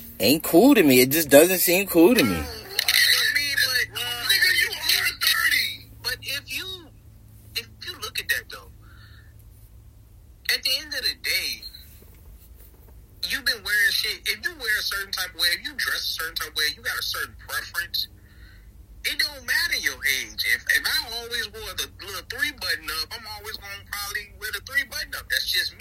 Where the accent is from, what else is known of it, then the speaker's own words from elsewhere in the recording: United States; What do us Americans, what do we make of this?